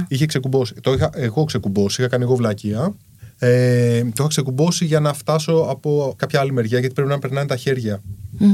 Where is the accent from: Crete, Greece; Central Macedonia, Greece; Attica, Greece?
Attica, Greece; Kallithea; μεγάλωσα στην Καλυθέα. Καλυθέα είναι σκληρή περιοχή